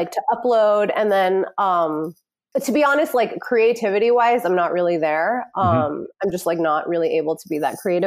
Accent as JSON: {"language": "English", "town": "New York City", "region": "New York", "country": "United States", "tie": "born or raised there", "said": "I grew up in New York City"}